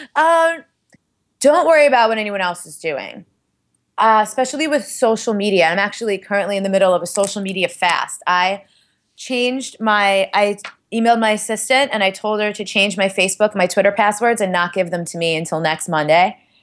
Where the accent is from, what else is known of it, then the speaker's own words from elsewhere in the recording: New York City, New York, United States; I'm from Staten Island